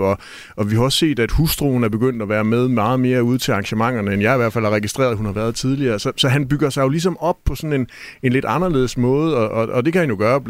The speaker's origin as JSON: {"language": "Danish", "region": "Jutland", "country": "Denmark", "said": "jeg er jo stadigvæk fra Jylland"}